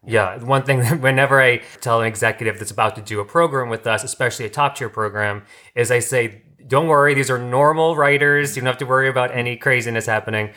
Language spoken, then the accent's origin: English; New York, United States; moved away as an adult; now in Los Angeles, United States; I'm from New York, and I came out here t-, for acting.